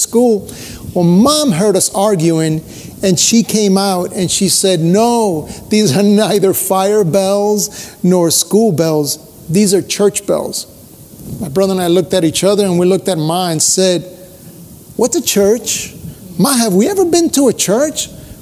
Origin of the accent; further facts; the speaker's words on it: Cuba; now in United States; I was born in Cuba